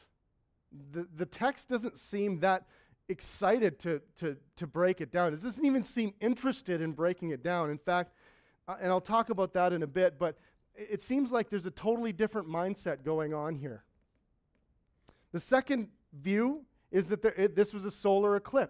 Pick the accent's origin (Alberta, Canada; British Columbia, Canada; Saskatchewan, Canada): Saskatchewan, Canada; My dad's a farmer. I'm from Saskatchewan